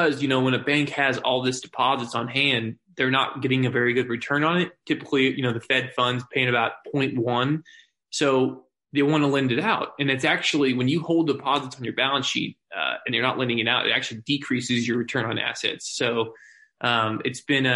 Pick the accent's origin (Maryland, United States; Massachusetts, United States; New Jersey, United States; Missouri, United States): Missouri, United States; Springfield; I'm born and raised in Springfield